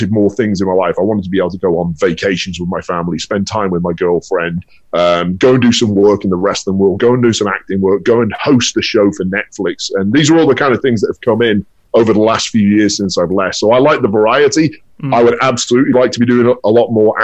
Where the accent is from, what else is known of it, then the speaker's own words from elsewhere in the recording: United Kingdom; moved away as an adult; now in Los Angeles, United States; coming home to the UK